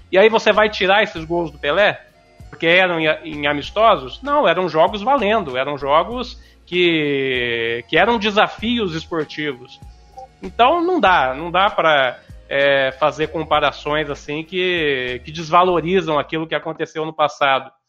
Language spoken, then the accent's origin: Portuguese; Paraná, Brazil; sou, sou, sou do Paraná, né?